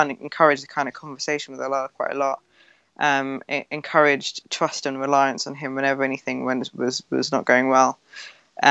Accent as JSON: {"language": "English", "country": "United Kingdom", "said": "when I was growing up, I felt very, very comfortable with my kind of British identity"}